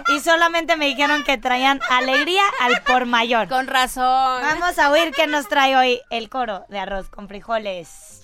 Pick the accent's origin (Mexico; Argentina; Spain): Mexico; nosotros, como mexicanos